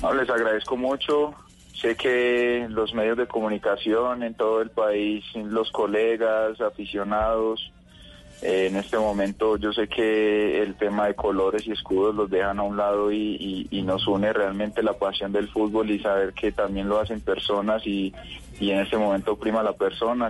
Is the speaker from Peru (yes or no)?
no; Itagüí, Antioquia, Colombia; Yo soy de Itagüí